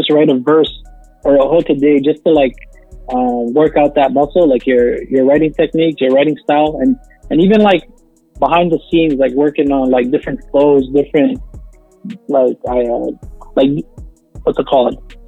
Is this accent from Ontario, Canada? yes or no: yes; Toronto, Ontario, Canada; We're on the north side, man. We're from Toronto